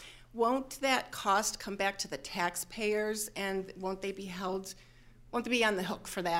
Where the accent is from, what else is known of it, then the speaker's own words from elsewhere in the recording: Cleveland Heights, Ohio, United States; I'm from Cleveland Heights.